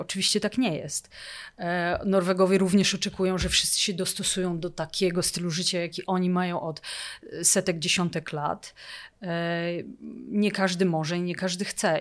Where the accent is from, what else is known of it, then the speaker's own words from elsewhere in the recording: Poland; moved away as an adult; now in Oslo, Norway; jestem Polką